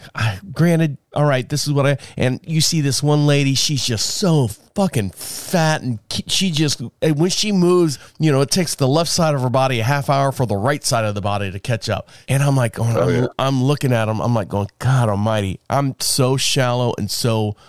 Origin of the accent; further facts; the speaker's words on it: Orlando, Florida, United States; Like I came from Orlando. So I have all these opportunities in Orlando to you know, thrive and make communications and connections and all that stuff.